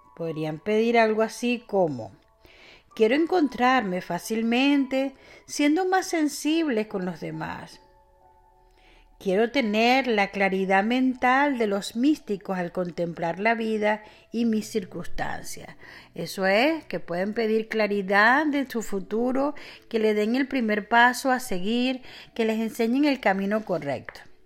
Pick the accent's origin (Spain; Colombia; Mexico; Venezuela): Venezuela; en mi país Venezuela le llamamos guanetes